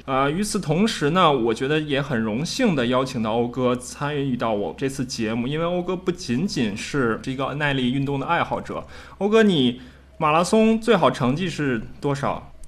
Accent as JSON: {"language": "Chinese", "country": "China", "said": "我们中国人"}